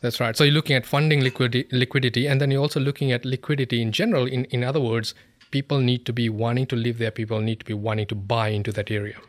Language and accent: English; Fiji; moved away; I come from Fiji